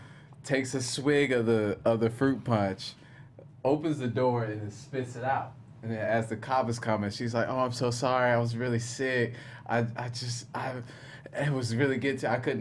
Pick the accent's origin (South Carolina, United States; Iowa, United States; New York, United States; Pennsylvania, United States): South Carolina, United States; now in North Hollywood, United States; I'm from South Carolina.